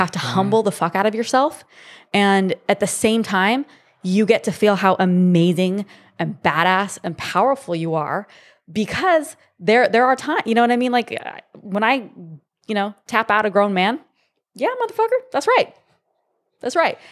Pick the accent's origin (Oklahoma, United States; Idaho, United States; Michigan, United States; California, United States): California, United States; Monrovia; also born or lived in San Jose, California / Arizona; I grew up in a small town in L A. um, called Monrovia, and it's just east of Pasadena